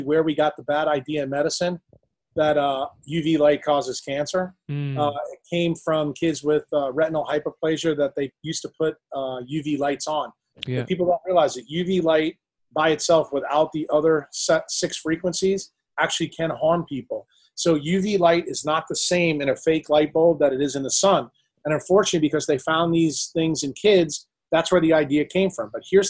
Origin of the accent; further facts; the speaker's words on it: Ireland; as two Irish guys, you know, I have freckles.